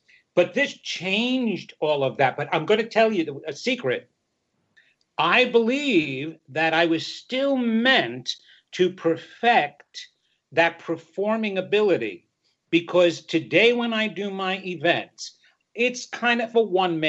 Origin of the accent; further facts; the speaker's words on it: Long Island, New York, United States; I come from Long Island, a small little town on Long Island